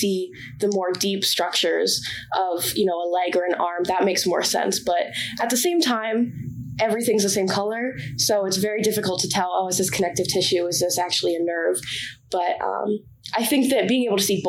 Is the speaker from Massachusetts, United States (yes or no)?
yes; Bedford, Massachusetts, United States; I'm from Bedford, Massachusetts, which is about 45 minutes northwest of here.